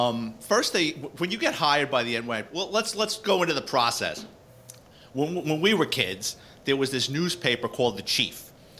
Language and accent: English; New York City, New York, United States; moved away; So I grew up in the Bronx. I lived in Throgs Neck.